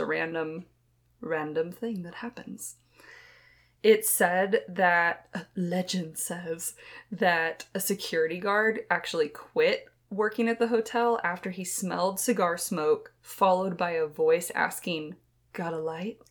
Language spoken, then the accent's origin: English; Texas, United States; we hail from Texas